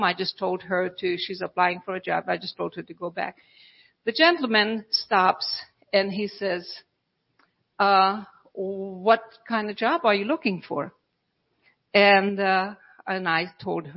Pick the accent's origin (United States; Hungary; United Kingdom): Hungary; Budapest; moved away; I'm from Europe. And so in Budapest, Hungary, we had a lot of the telephone booths